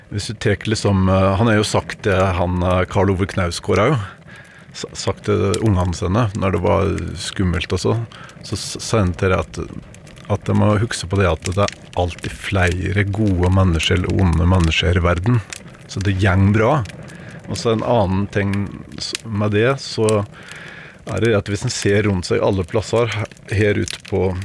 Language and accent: Norwegian; Vinje, Telemark, Norway; jeg har faktisk vokst opp i Venje i Telemark